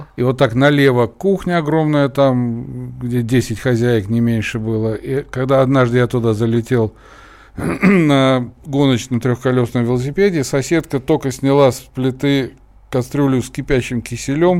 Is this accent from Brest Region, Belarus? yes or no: yes; Brest, Brest Region, Belarus; also born or lived in Kazan, Russia; now in Moscow, Russia; я из Бреста, но в Казани я прожил пока еще большую часть своей жизни